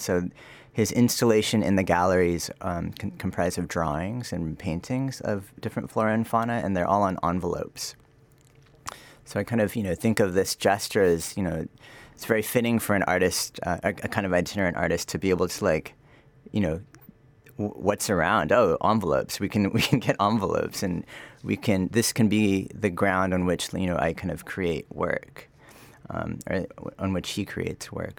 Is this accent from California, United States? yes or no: yes; Sacramento, California, United States; moved away; also born or lived in United Arab Emirates; I am from Sacramento, California, so, um, I guess, a kid from the suburbs